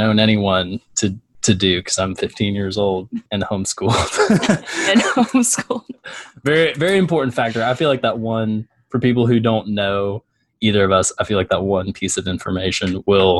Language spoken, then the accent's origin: English; Little Rock, Arkansas, United States; my life was so mundane growing up in Little Rock, Arkansas